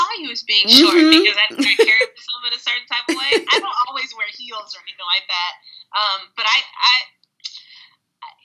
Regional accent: suburbs of Illinois, United States; moved away as an adult; also born or lived in Oregon; I grew up in a majority Euro-American white environment in the suburbs of Illinois

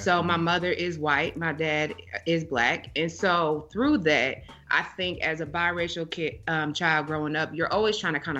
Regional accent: Iowa, United States; moved away; also born or lived in Nebraska; back when I lived in Nebraska. So I'm from Iowa

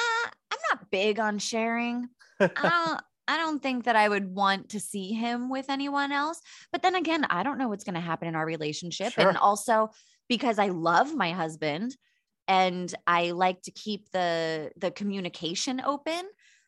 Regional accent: Pittsburgh, Pennsylvania, United States; born or raised there; now in San Diego, United States

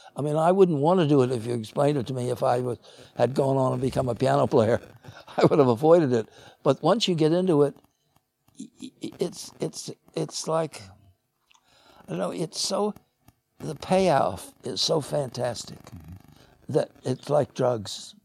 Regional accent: Chicago, Illinois, United States; I grew up in Chicago

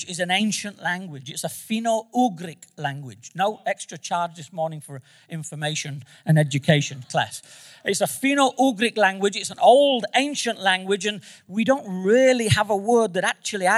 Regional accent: Manchester, North West England, United Kingdom; moved away; I'm from Manchester, England

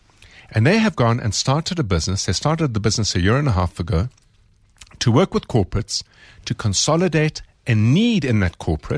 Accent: South Africa; as a South African

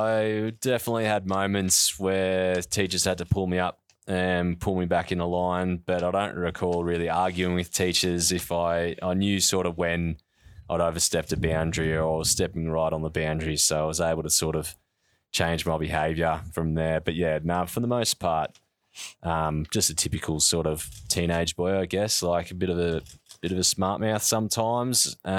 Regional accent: Geelong, Victoria, Australia; I grew up in East Geelong. I had two older brothers, one younger sister.

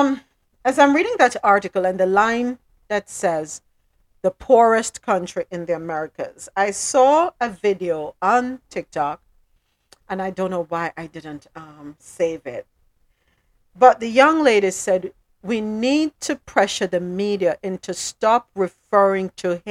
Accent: Jamaica

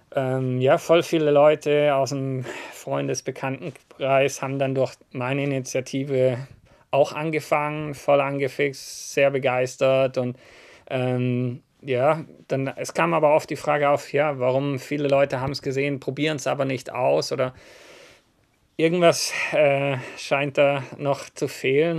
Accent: Southern Germany, Germany; ich bin aus dem Süden von Deutschland

